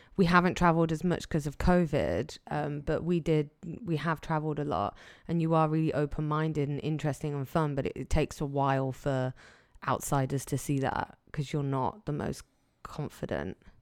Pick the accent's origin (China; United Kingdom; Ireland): United Kingdom; England; I'm English.